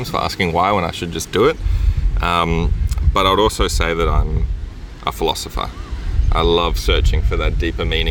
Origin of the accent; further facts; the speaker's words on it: Brisbane, Queensland, Australia; moved away as an adult; also born or lived in England; I grew up in Brisbane in Australia.